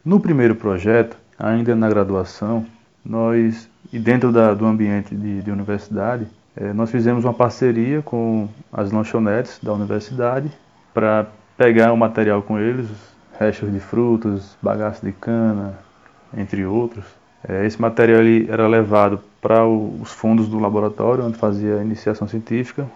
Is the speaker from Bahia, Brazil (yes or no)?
yes; Paulo Afonso, Bahia, Brazil; also born or lived in Aracaju / Garanhuns; now in Juazeiro, Brazil; Eu sou natural de Paulo Afonso, na Bahia